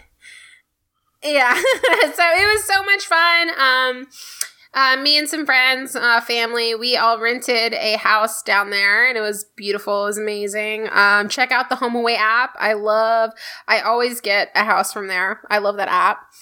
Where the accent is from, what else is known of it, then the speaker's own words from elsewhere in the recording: Houston, Texas, United States; I am proud of the city I grew up in. I'm a first generation Houstonian